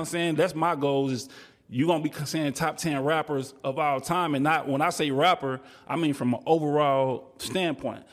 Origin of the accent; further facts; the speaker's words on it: Texas, United States; I'm from Texas